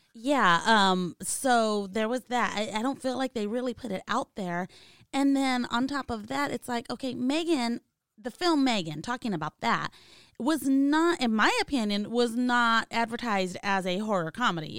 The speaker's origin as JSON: {"language": "English", "region": "California", "country": "United States", "said": "Obviously, I'm from California"}